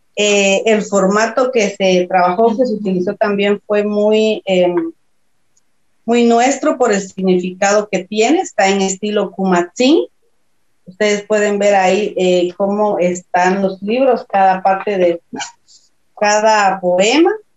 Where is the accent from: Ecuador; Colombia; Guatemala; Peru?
Guatemala; San Juan Comalapa, Chimaltenango; Soy de Chichot, de San Juan Comalapa, de un pueblo maya caquiquel